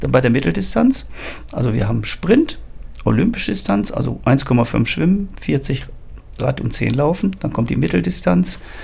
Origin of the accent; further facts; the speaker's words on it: Ruhr area, North Rhine-Westphalia, Germany; moved away; also born or lived in German coast / Harz; Ursprünglich geboren im Ruhrgebiet, bin jetzt eigentlich ein Mensch der Küste